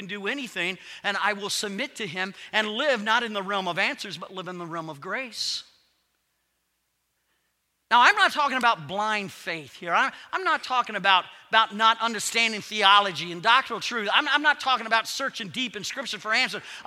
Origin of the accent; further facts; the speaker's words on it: Ohio, United States; I was born in Ohio